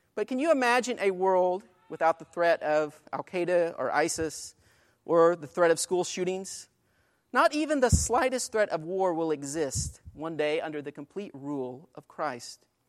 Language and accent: English; Greenfield, Illinois, United States; Greenfield, Illinois, my hometown